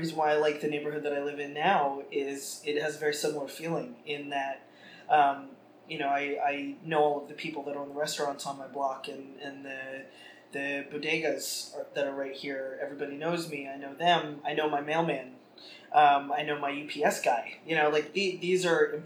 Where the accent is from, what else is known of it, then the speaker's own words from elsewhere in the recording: New York City, New York, United States; I grew up in Carroll Gardens in Brooklyn